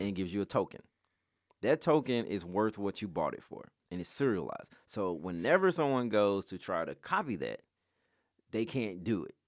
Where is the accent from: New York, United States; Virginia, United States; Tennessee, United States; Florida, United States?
Tennessee, United States; Memphis; I grew up in Westwood